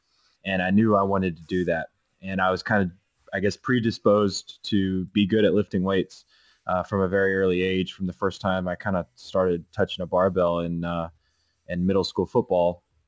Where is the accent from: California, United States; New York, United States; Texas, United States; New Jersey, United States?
Texas, United States; So I'm from Texas